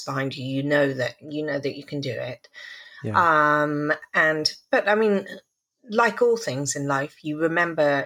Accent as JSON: {"language": "English", "town": "Stratford-upon-Avon", "region": "West Midlands", "country": "United Kingdom", "moved": "yes", "lives_now": "New York City, United States", "said": "I come from Stratford-on-Avon"}